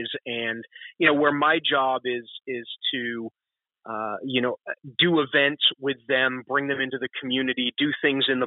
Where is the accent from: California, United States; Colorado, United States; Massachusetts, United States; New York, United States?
Massachusetts, United States; Concord; moved away; also born or lived in Manchester, New Hampshire; I was born in about outside of Boston in a town called Concord, Mass., which is very historic